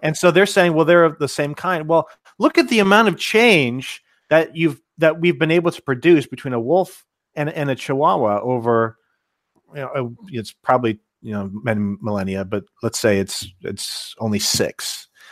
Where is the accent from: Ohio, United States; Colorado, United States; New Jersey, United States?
Ohio, United States; Cincinnati; moved away; I'm originally from Cincinnati